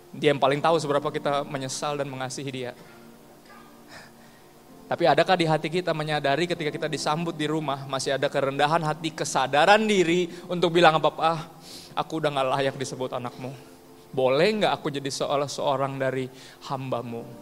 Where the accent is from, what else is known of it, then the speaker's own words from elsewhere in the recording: Ambon, Maluku, Indonesia; Gue juga orang Ambon, gue ngerti.